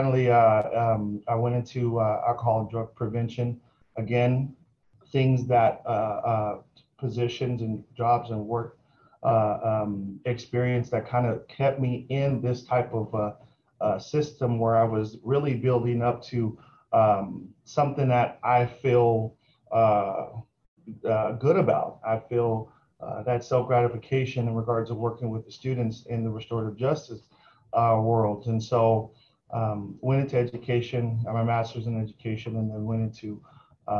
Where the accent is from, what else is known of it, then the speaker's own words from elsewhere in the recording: Portland, Oregon, United States; moved away as an adult; also born or lived in Fresno, California / Merced County, California; I'm originally from Portland, Oregon, born and raised